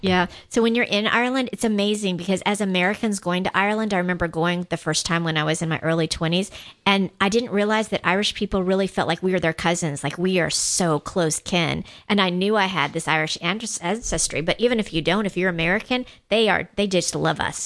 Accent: Guam; I am from Guam

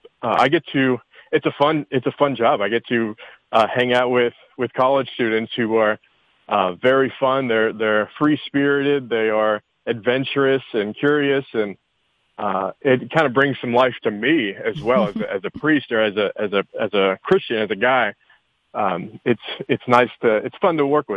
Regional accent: Woodstock, Georgia, United States; I grew up in Woodstock, Georgia, and I went to public high school

